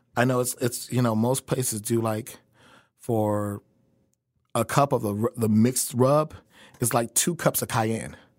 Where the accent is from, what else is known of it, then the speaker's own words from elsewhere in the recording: Chicago, Illinois, United States; moved away as an adult; also born or lived in New York / Des Moines, Iowa; now in Kansas City, United States; I grew up in Chicago